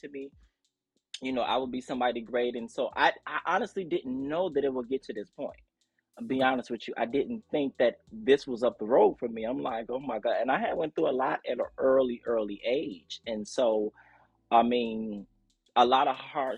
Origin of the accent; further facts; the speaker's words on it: Chicago, Illinois, United States; I grew up in the Chicagoland area. Shout out to Chicago